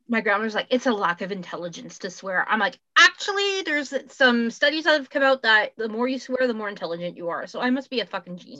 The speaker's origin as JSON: {"language": "English", "country": "Canada", "accent": "Canadian", "said": "I'm still Canadian"}